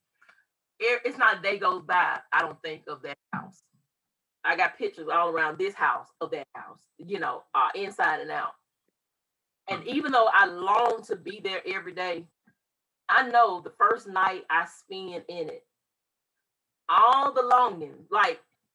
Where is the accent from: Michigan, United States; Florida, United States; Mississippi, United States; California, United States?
Mississippi, United States; We both were born and raised in Mississippi